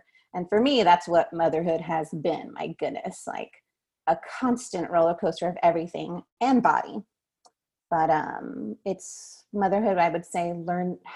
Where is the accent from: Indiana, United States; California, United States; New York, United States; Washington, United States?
California, United States; Southern; growing up in Southern California in the 90s